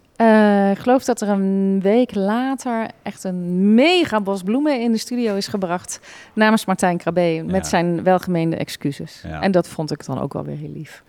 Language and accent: Dutch; Roosendaal, North Brabant, Netherlands; accent: zachte G; zachte G horen ze het nog, dat ik uit Brabant kom